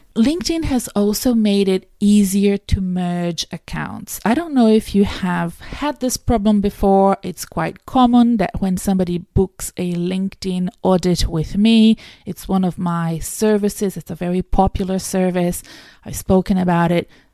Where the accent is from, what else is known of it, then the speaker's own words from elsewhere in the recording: Brazil; now in Australia; I'm from Brazil